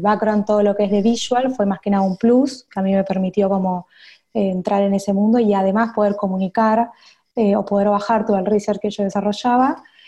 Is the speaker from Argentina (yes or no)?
yes; Buenos Aires, Argentina; accent: Argentine; soy de Buenos Aires, capital federal. O sea, estuve siempre en Argentina.